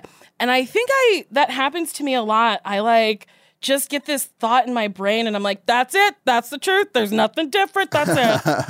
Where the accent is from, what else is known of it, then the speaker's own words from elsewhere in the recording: New Jersey, United States; I'm from Jersey